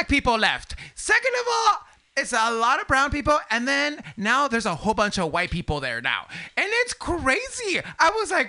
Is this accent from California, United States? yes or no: yes; Los Angeles, California, United States; I'm from South Central LA.